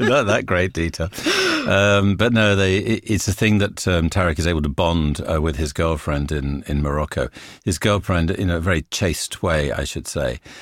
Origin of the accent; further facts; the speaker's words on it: England, United Kingdom; being English